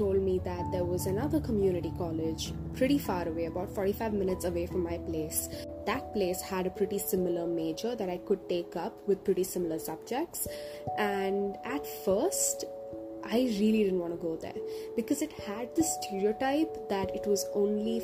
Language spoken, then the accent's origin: English; India; moved away as an adult; my hometown in India